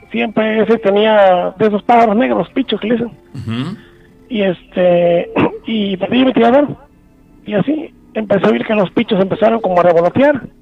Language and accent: Spanish; El Palmar, Quintana Roo, Mexico; Este, soy de aquí del Palmar.